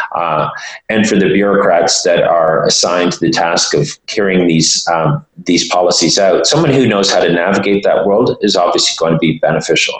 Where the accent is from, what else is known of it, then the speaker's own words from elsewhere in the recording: Toronto, Ontario, Canada; my hometown here, Toronto